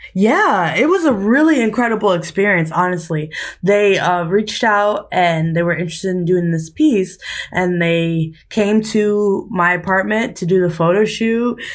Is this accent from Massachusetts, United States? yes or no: no; New York City, New York, United States; moved away as an adult; also born or lived in New Hampshire; now in California, United States; I'm from New York, specifically Staten Island and Harlem, New York.